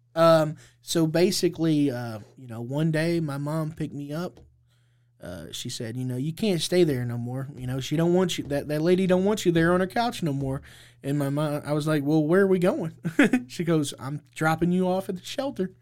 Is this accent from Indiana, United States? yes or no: yes; Indianapolis, Indiana, United States; I, I grew up here in Indianapolis, Indiana